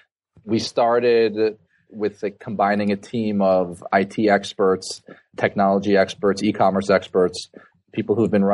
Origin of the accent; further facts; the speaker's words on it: South Florida, United States; I born and raised in South Florida, which is where Beyond Stores is actually based.